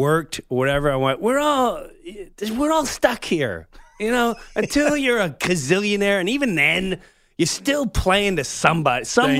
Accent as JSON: {"language": "English", "region": "New York", "country": "United States"}